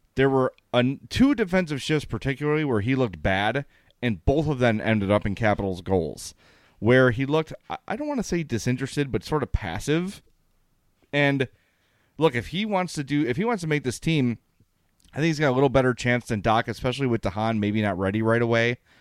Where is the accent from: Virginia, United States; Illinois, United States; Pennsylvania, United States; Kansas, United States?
Illinois, United States; Chicago; I went to high school a block from Ford City Mall